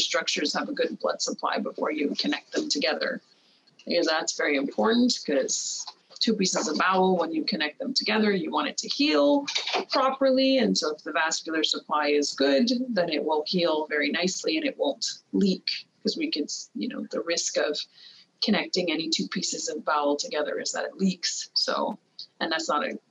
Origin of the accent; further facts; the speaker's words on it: Montreal, Quebec, Canada; I'm from Quebec originally, and I'm from Montreal